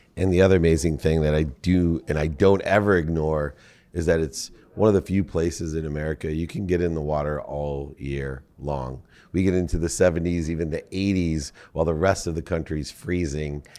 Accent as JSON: {"language": "English", "region": "Southern California", "country": "United States", "tie": "born or raised there", "also_born_or_lived": "Midwest", "said": "when you were nine, you moved me to Southern California"}